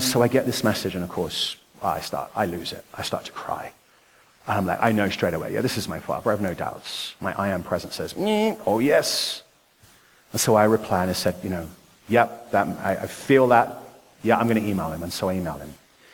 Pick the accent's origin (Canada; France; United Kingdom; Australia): United Kingdom; Nottingham, East Midlands; moved away; also born or lived in Ashford, Kent; I was born in Nottingham, England. You may have noticed I have a different accent.